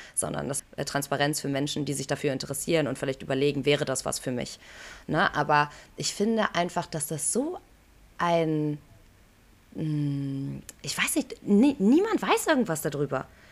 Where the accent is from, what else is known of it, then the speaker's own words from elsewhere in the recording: Aachen, North Rhine-Westphalia, Germany; das ist ganz Aachen, das ist meine Heimatstadt